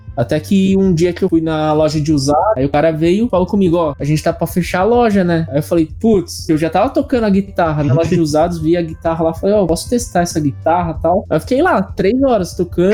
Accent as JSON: {"language": "Portuguese", "region": "São Paulo", "country": "Brazil", "moved": "as an adult", "lives_now": "Japan", "said": "eu sou paulistano, primeiro mês daqui do Japão"}